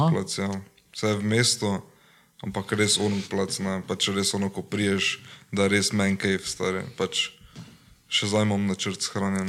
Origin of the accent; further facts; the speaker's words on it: Slovenia; now in Maribor, Slovenia; doma sem iz Črnljenša